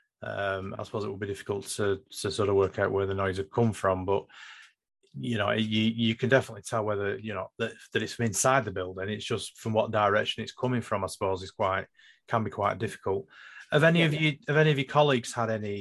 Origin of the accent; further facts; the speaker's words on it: Lancashire, North West England, United Kingdom; I'm from Lancashire